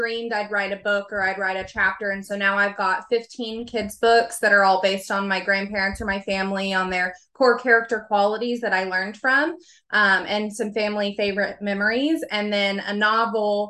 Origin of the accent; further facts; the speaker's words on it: Oklahoma, United States; I'm from Oklahoma, so I'm here in the United States